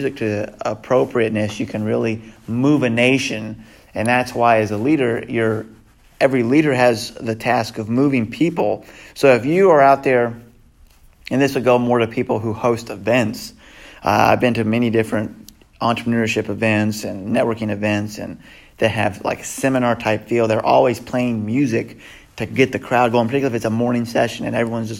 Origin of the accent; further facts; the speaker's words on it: the South, United States; we're from the South, so we have fiddle players